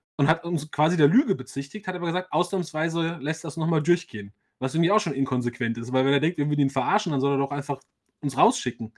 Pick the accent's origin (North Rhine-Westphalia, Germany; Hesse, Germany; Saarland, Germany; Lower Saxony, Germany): Hesse, Germany; Frankfurt; ich bin ja als gebürtiger Frankfurter, der eigentlich eher so aus, aus dem Randbezirk, aus dem Vorort kommt